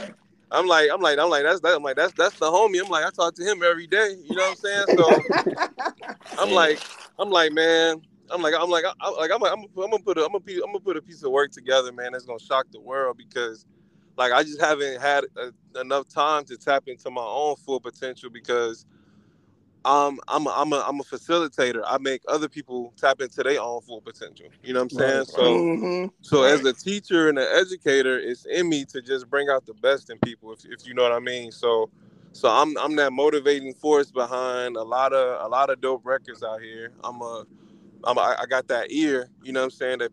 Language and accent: English; Chicago, Illinois, United States; I'm from Chicago